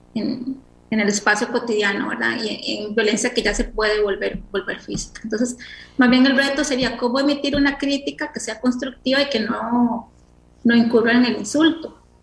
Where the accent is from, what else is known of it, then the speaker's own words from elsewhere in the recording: Costa Rica; así somos los ticos